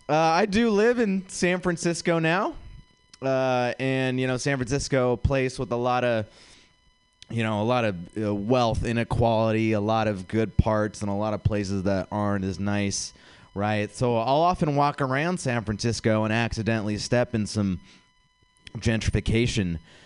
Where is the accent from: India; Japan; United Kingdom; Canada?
India; Guys, I am an Indian comic, but don't worry.